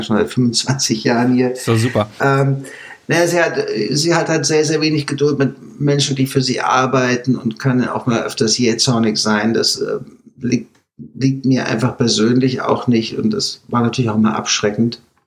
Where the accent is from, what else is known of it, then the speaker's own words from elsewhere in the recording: Germany; moved away as an adult; now in United States; als Deutscher